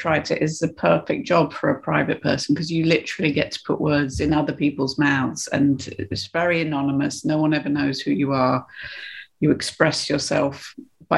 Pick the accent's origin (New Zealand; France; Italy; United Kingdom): United Kingdom; I think I'm British